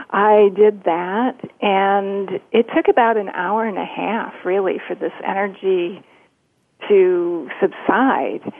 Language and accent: English; Detroit, Michigan, United States; Uh, I came from Detroit, so my clients were usually in the auto industry